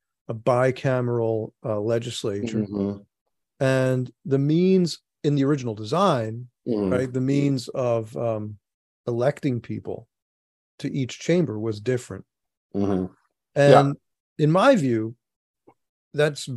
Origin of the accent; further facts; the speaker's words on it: United States; growing up in the United States